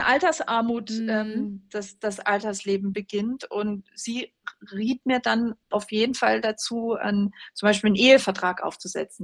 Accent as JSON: {"language": "German", "region": "West Germany", "country": "Germany", "tie": "born or raised there", "said": "ich bin also in, in Westdeutschland groß geworden."}